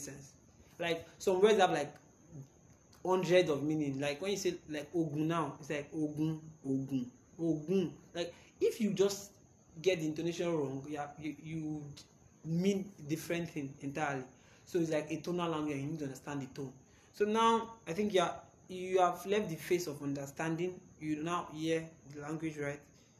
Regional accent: Yorubaland, Nigeria; I was born and brought up in Yoruba.

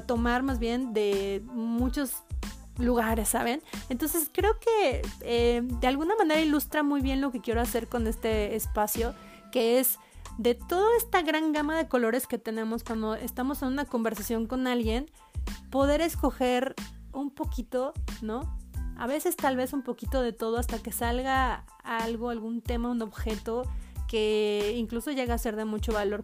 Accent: Pachuca, Hidalgo, Mexico; soy mexicana, de Hidalgo, de Pachuca Hidalgo.

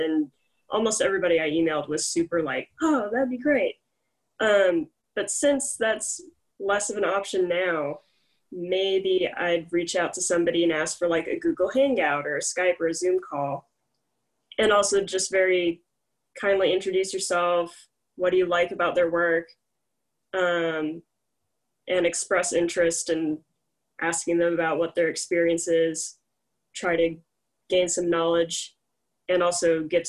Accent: Houston, Texas, United States; moved away; originally I'm from Houston

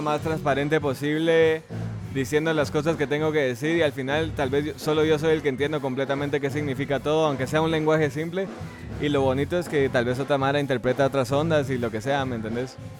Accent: Guatemala; yo nací me crié aquí

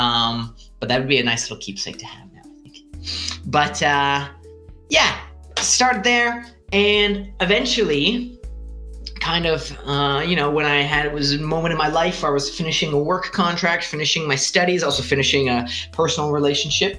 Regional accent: Greater Toronto area, Southern Ontario, Canada; moved away as an adult; also born or lived in Yukon; now in Italy; I'm actually Canadian. I come from Southern Ontario, the Greater Toronto area.

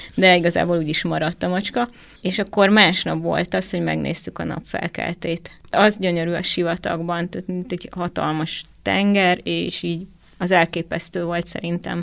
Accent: Zalaegerszeg, Zala, Hungary; én Zalaegerszegi vagyok

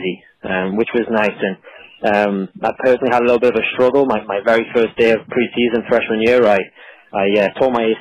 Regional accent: Newcastle upon Tyne, North East England, United Kingdom; moved away as an adult; now in St. Augustine, United States; I was born and raised in Newcastle

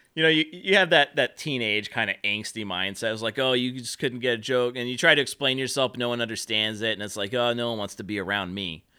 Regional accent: Central Valley, California, United States; also born or lived in Central Coast; growing up in the Central Valley

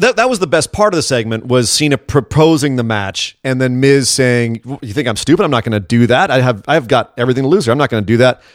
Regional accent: Scotland, United Kingdom; As a Scot

